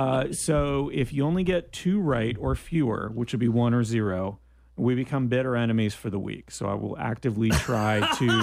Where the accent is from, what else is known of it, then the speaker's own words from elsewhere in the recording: Canada; And I'm from Canada.